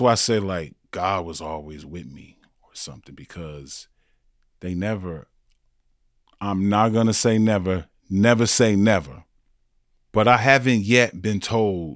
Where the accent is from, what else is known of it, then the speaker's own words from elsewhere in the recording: South Bend, Indiana, United States; I grew up in Indiana, South Bend, Indiana, Notre Dame